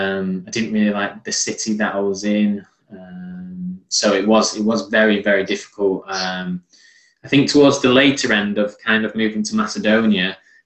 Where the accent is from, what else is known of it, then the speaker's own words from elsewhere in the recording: England, United Kingdom; although I am Turkish, I was born and bred in England, I didn't have any Turkish friends. All my friends in school were English, and I had no real insight to what life was like in Turkey.